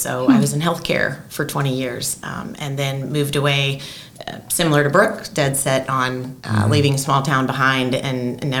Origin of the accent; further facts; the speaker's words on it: Murphysboro, Illinois, United States; moved away as an adult; I grew up, born and raised in Murphysboro, and never really went outside the walls of Murphysboro. Didn't drive on an interstate until I was 18 years old.